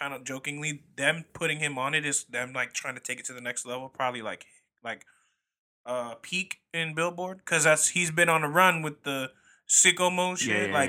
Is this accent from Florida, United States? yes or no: yes; Florida, United States; We're from Florida, so yeah.